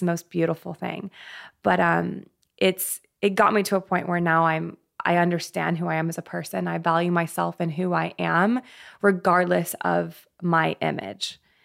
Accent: Colorado, United States; I'm actually from Colorado. I grew up there

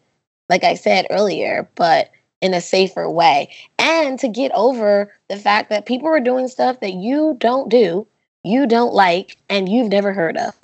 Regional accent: North Carolina, United States; I'm a student from North Carolina

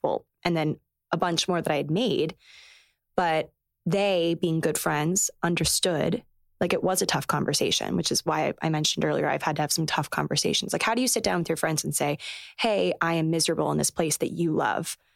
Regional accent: Maryland, United States; moved away as an adult; also born or lived in North Carolina / New York City / Los Angeles; now in New York, United States; I grew up in Maryland

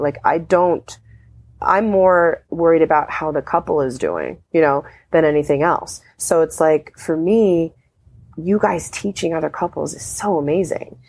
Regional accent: Anchorage, Alaska, United States; I used to be really uptight and conservative growing up in Anchorage, Alaska

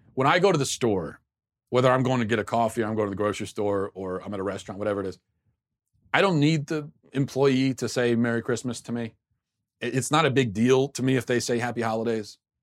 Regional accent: Maryland, United States; I grew up in Maryland

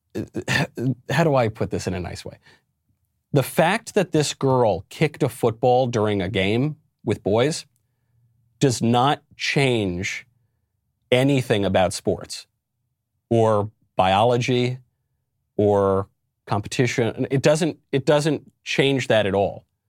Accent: New York, United States; my home state of New York

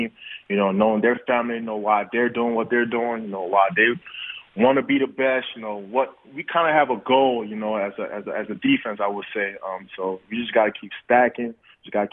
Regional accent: Nigeria; moved away; I was born in Nigeria

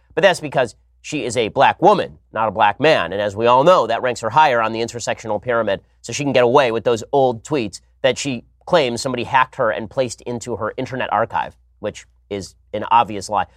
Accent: California, United States; I'm from California

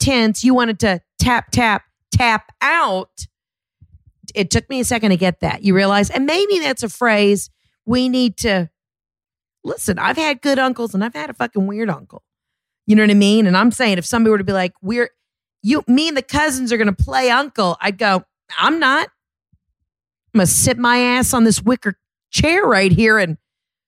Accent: Georgia, United States; I'm from Georgia

